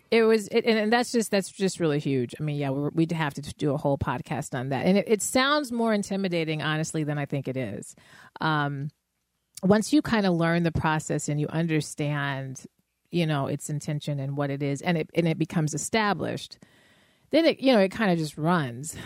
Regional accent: Denver, Colorado, United States; now in Chicago, United States; in Denver at that point, which is my hometown

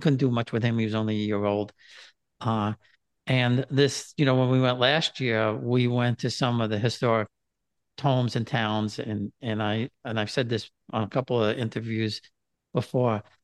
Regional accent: New York City, New York, United States; I grew up in New York City

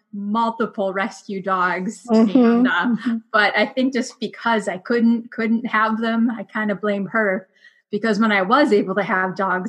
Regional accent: northern Minnesota, United States; now in Alaska, United States; growing up in Minnesota, northern Minnesota does have some dog races.

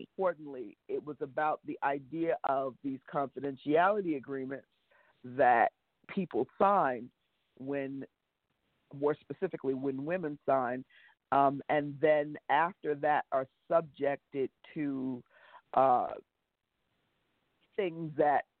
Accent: New York, United States; I'm a New Yorker

